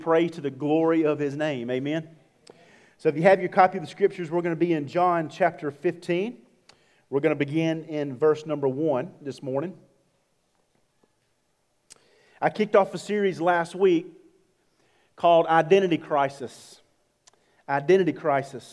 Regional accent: Georgia, United States; I'm from Georgia

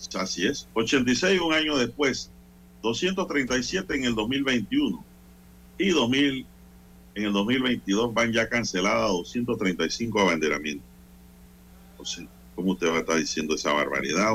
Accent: Panama; nosotros como panameños

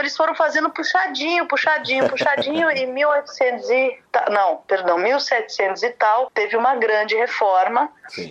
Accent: São Paulo, Brazil; also born or lived in Rio de Janeiro, Brazil; now in Vienna, Austria; Eu sou paulista, mas morava morando lá

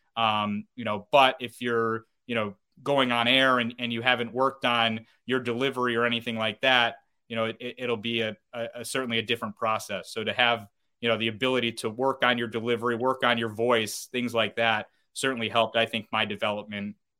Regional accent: North Syracuse, New York, United States; I grew up in North Syracuse, New York. I uh, went to Cicero North Syracuse High School.

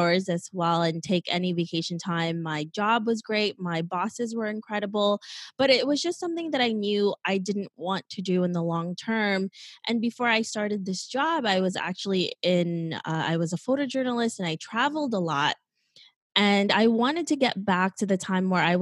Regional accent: New York City, New York, United States; also born or lived in Philippines; I grew up in New York City

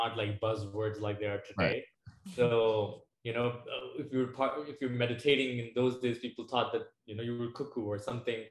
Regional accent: New Delhi, Delhi, India; moved away as an adult; now in Arizona, United States; I did grow up in India and I moved to the US in 2012.

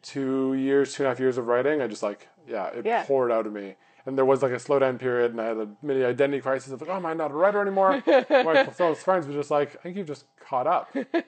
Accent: Vancouver, British Columbia, Canada; grew up in Vancouver where like the oldest thing is like that McDonald's is 60 years old.

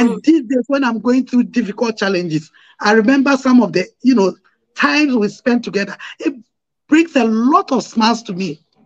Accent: Ghana

